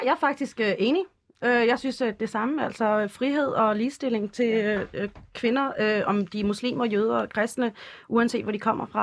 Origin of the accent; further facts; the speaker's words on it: Denmark; jeg er dansk